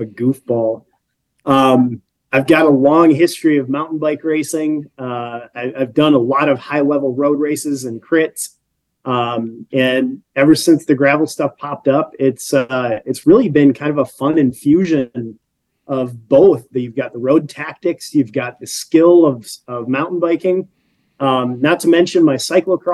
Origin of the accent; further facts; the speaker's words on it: Sheboygan, Wisconsin, United States; also born or lived in Texas; now in Green Bay, United States; I grew up in the Sheboygan area